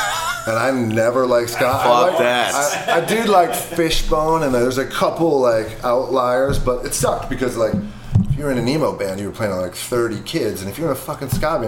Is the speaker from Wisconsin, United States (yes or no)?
yes; Milwaukee, Wisconsin, United States; also born or lived in Madison, Wisconsin; I was born in Milwaukee, lived there until eighth grade